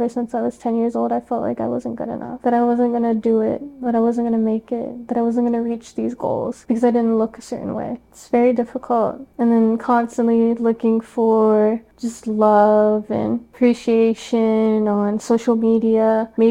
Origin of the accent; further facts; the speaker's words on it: Baltimore, Maryland, United States; moved away as an adult; now in Los Angeles, United States; growing up in Baltimore